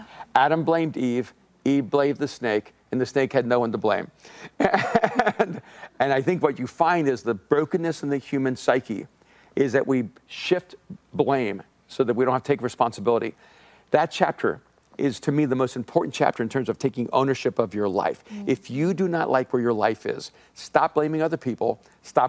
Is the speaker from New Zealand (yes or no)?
no; El Salvador; moved away; I'm an immigrant from El Salvador.